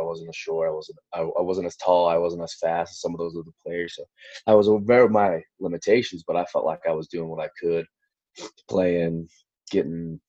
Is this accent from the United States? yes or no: yes; Southlake, Texas, United States; I grew up in Southlake, Texas.